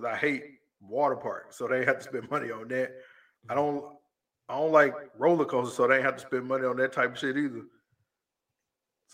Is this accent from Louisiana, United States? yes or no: yes; Louisiana, United States; I'm from Louisiana